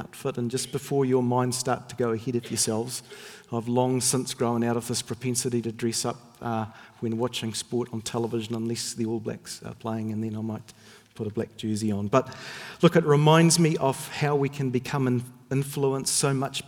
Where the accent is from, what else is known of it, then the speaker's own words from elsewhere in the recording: Northern Ireland, United Kingdom; when I was a child growing up in Northern Ireland